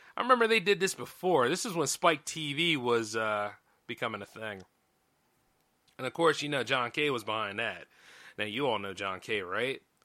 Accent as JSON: {"language": "English", "country": "United States", "said": "I'm an American. Pay taxes here."}